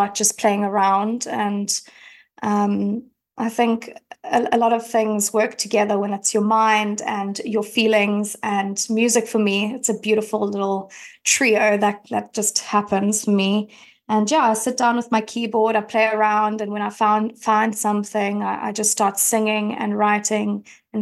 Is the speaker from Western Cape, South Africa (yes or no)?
yes; Cape Town, Western Cape, South Africa; as you can probably hear, I'm from South Africa, I'm from Cape Town